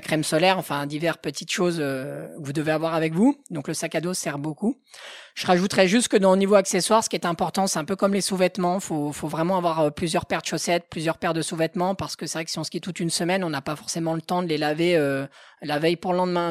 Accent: Haute-Savoie, Auvergne-Rhône-Alpes, France; also born or lived in Passy; Je suis de Haute-Savoie où je vis mais aussi où je travaille

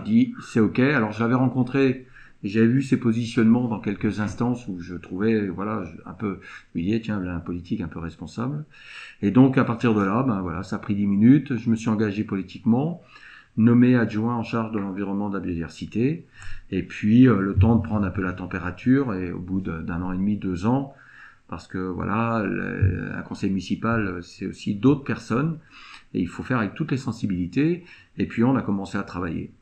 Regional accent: Saint-Lunaire, Brittany, France; also born or lived in Pleurtuit; je suis natif de Saint-Lunaire, je n'ai pas toujours habité à Saint-Lunaire. Je suis revenu en 2014

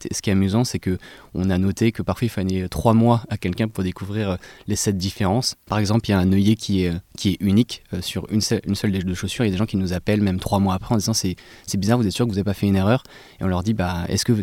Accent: Antony, Île-de-France, France; Moi, j'ai grandi à Antony, en banlieue parisienne, et j'ai également commencé à porter des, baskets dépareillées.

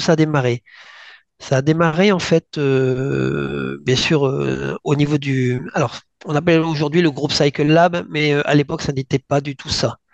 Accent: northern France, France; je suis originaire du nord de la France.

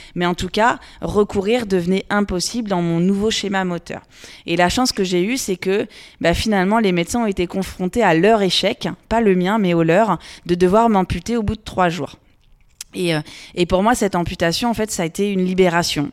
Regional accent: Loir-et-Cher, Centre-Val de Loire, France; je suis originaire du Loir-et-Cher. Donc j'ai grandi dans ce département, euh, j'y vis toujours

